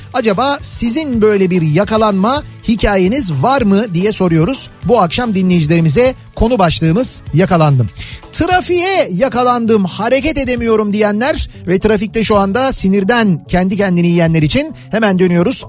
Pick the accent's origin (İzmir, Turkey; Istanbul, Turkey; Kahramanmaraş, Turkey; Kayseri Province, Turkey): Istanbul, Turkey; Bizim çocukluğumuzda yani işte Samatya'ydı